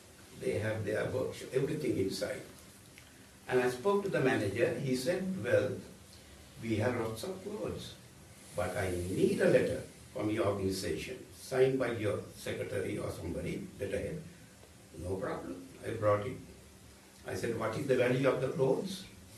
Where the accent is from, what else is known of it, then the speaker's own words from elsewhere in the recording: Sri Lanka; moved away; But I am originally from Sri Lanka, which is a Buddhist, predominantly a Buddhist country, born to a Roman Catholic family.